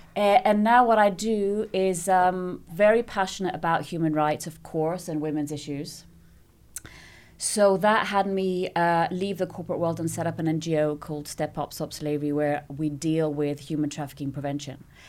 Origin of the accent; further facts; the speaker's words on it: Nicosia, Cyprus; also born or lived in London; So I was born there. They stayed a couple of years in London, and then I came back here and I grew up in Nicosia